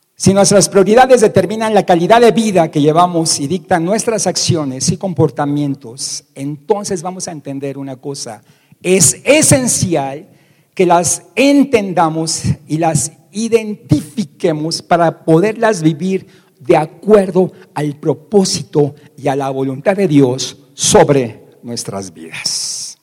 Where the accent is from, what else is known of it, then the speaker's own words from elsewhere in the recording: Mexico; como decimos aquí en México